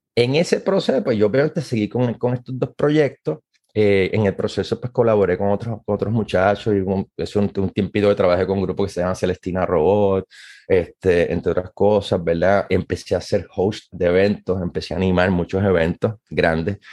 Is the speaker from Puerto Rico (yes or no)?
yes; Puerto Rico; moved away as an adult; now in Maryland, United States; Como muchos puertorriqueños